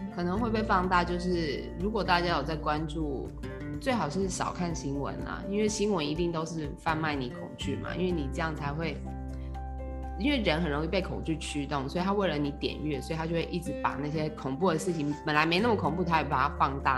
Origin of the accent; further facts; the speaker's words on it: Taiwan; 我们台湾人